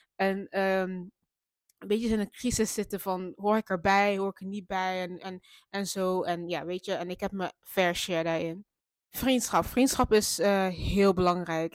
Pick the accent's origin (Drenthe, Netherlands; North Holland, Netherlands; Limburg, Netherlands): Limburg, Netherlands; Maastricht; moved away as an adult; now in Eindhoven, Netherlands; Dat is gewoon de stad waar ik ben opgegroeid